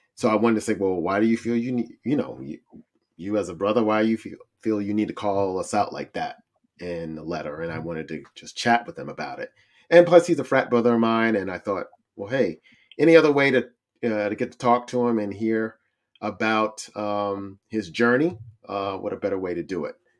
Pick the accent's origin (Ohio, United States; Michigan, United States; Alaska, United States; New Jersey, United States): Ohio, United States; Cincinnati; the city of Cincinnati. Woo-, woo, that's my hometown